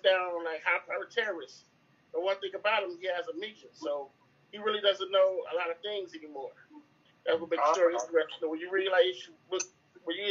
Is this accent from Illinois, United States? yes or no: yes; Chicago, Illinois, United States; I'm from Chicago, Illinois, Southside.